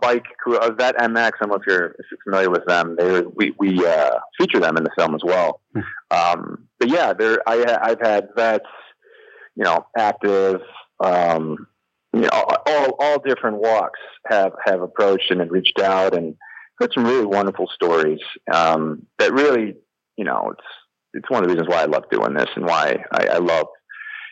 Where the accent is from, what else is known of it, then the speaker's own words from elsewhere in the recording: Midwest, United States; now in Los Angeles, United States; I'm from the Midwest